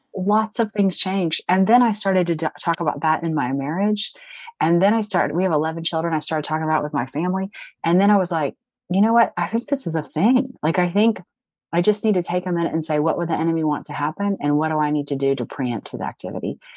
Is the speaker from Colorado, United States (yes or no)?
no; Cincinnati, Ohio, United States; moved away as an adult; my hometown of Cincinnati, Ohio